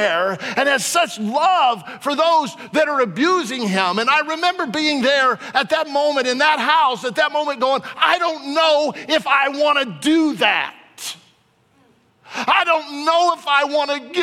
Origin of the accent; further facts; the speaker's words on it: Warsaw, Virginia, United States; in school when I was in geography class and I was from Warsaw, Virginia